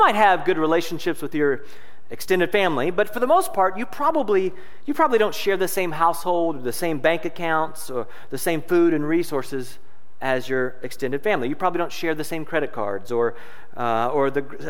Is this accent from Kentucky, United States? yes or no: yes; Louisville, Kentucky, United States; moved away as an adult; now in Noblesville, United States; I'm originally from Louisville, Kentucky. I was born and raised there